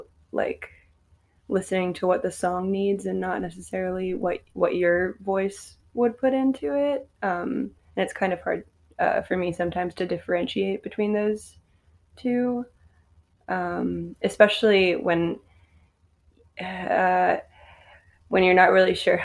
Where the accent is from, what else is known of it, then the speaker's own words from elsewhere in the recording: Richmond, Virginia, United States; moved away as an adult; also born or lived in Athens, Georgia; now in Atlanta, United States; I'm originally from Richmond, Virginia.